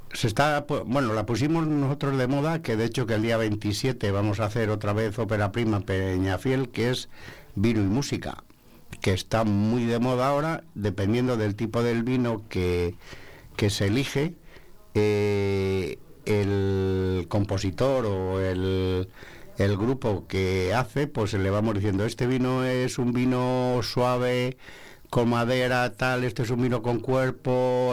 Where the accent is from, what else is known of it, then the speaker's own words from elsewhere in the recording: Segovia, Castile and León, Spain; De Segovia